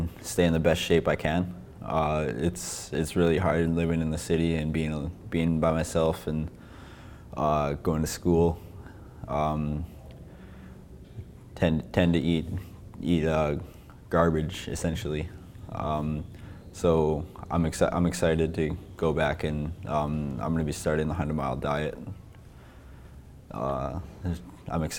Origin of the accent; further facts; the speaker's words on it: Skidegate, Haida Gwaii, British Columbia, Canada; moved away as an adult; I grew up in Skidi at Haida Gwaii.